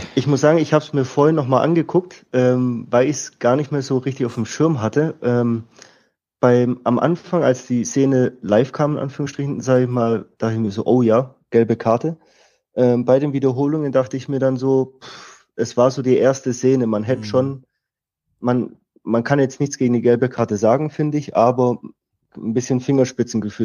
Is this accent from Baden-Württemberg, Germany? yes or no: yes; Stuttgart, Baden-Württemberg, Germany; also born or lived in Austria; bin in Stuttgart aufgewachsen, in der Nähe von Stuttgart